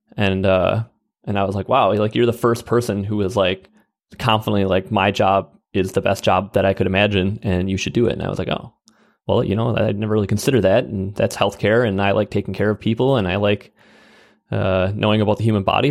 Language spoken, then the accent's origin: English; Wisconsin Rapids, Wisconsin, United States; a small town called Wisconsin Rapids, Wisconsin